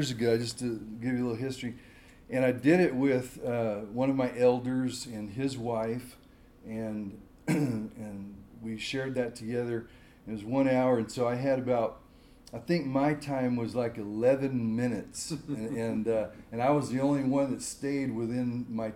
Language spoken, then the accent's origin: English; California, United States; moved away as an adult; also born or lived in Boerne, Texas; now in San Luis Obispo, United States; I'm a native Californian